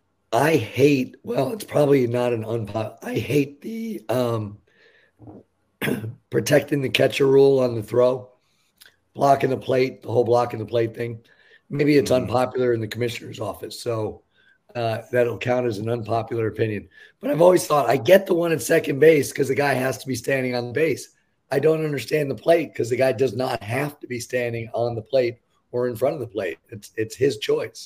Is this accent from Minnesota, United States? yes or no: no; New York, United States; I grew up in New York